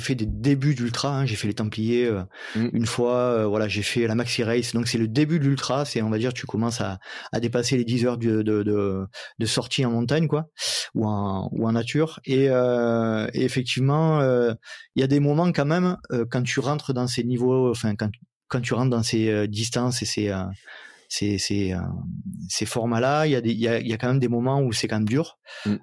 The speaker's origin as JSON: {"language": "French", "region": "Provence-Alpes-Côte d'Azur", "country": "France", "accent": "américano-franco-provençal", "said": "mon, mon accent euh, américano-franco-provençal"}